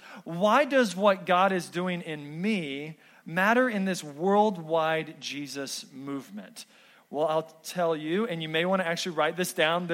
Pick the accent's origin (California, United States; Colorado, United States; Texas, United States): Texas, United States; moved away; Growing up in Texas